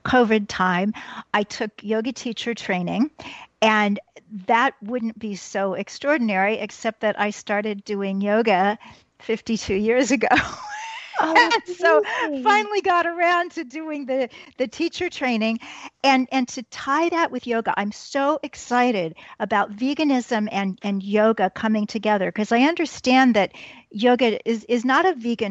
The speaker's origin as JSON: {"language": "English", "town": "Kansas City", "region": "Missouri", "country": "United States", "tie": "born or raised there", "also_born_or_lived": "London", "said": "my hometown of Kansas City"}